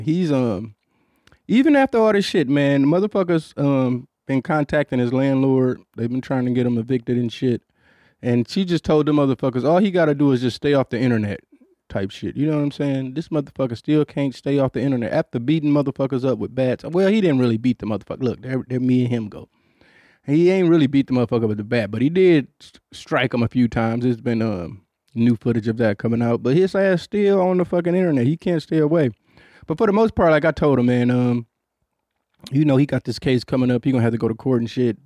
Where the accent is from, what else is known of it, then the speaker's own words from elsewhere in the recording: Detroit, Michigan, United States; I grew up in Detroit